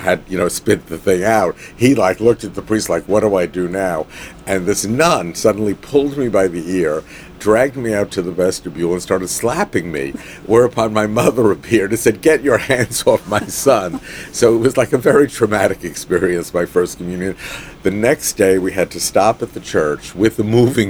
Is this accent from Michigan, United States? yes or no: no; Long Island, New York, United States; also born or lived in Brooklyn, New York; we actually moved to Long Island on my 8th birthday